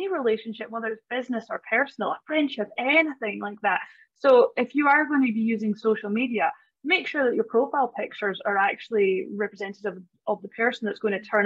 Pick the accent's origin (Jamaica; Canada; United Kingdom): United Kingdom; Scottish Highlands, Scotland; moved away as an adult; now in Australia; I am Scottish. Yes, from the Highlands